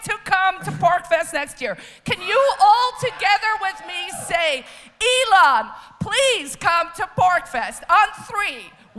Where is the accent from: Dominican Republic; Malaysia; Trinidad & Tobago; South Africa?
South Africa; now in New Hampshire, United States; I'm originally from South Africa